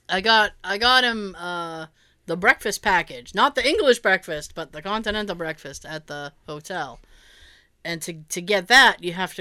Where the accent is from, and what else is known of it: Boston, Massachusetts, United States